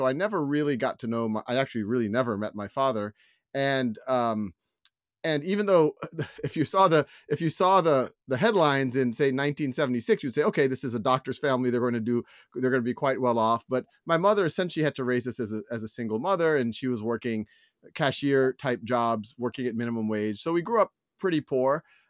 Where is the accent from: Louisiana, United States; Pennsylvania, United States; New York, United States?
Louisiana, United States; Metairie; born there; I was born in 1976 in Metairie, Louisiana, which is right outside of New Orleans. It's actually between the airport and the downtown area.